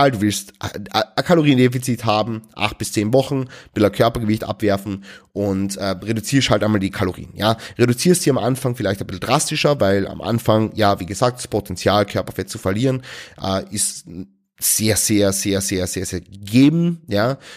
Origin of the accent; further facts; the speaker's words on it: Austria; Also bei uns in Österreich heißt es Laugenstange. Ja, also mit einem L am Ende. Stangerl.